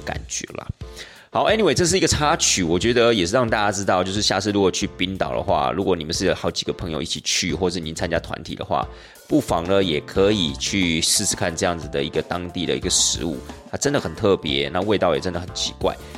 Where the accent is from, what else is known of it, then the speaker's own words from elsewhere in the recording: Taiwan; 对我们台湾人而言